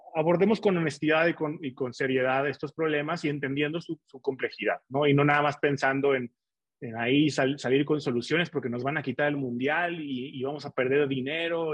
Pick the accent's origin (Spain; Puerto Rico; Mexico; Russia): Mexico; Torreón, Coahuila; now in Mexico City, Mexico; mi equipo de fútbol de la ciudad donde nací